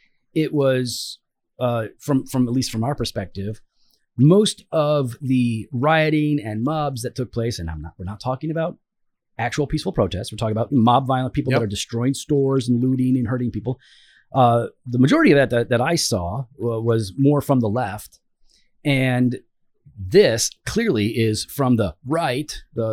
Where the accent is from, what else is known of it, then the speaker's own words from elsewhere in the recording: United States; as an American